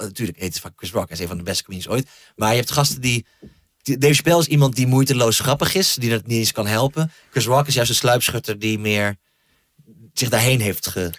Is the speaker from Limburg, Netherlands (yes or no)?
no; Groningen, Netherlands; waar ik opgroeide in Groningen